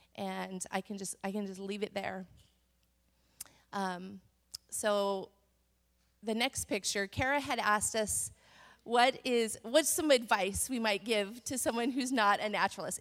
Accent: Montana, United States; moved away; I grew up in Montana

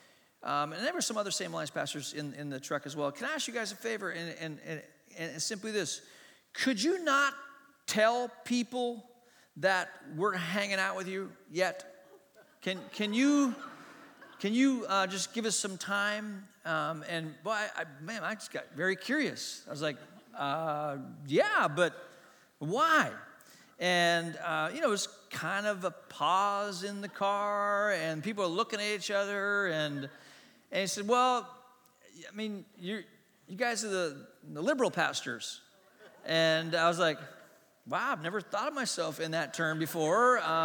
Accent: Hong Kong; also born or lived in Asia; I grew up in Hong Kong. I was born in Hong Kong. I grew up in Asia. My mom and dad were missionaries.

